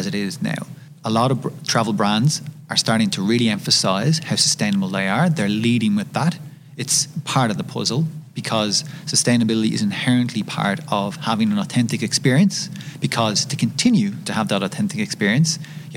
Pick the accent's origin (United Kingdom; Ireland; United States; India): Ireland; I'm from Ireland, as I'm sure you can tell. I'm very proud of my Irish culture.